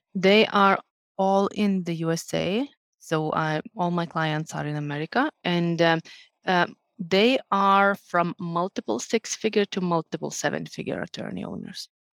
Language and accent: English; Lithuania; moved away as an adult; now in Finland; Originally, I'm from Lithuania